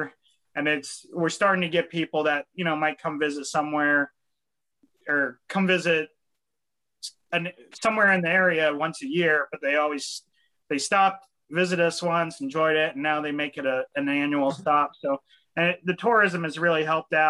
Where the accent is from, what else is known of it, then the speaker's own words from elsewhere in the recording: Elkins, West Virginia, United States; growing up in Elkins, like you realize that it's, everything's a little further away than a lot of other towns